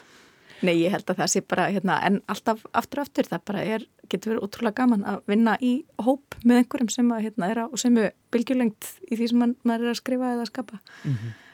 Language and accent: Icelandic; Iceland; ég er frá Íslandi